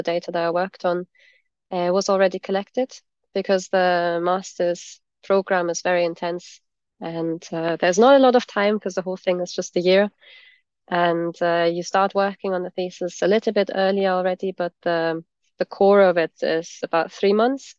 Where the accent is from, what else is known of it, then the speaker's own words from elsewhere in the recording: Germany; moved away as an adult; also born or lived in United States / Scotland; I grew up in Germany originally